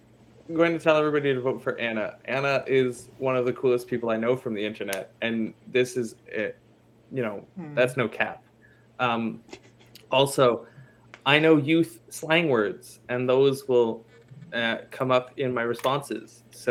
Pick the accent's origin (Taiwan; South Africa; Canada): Canada; I'm Canadian.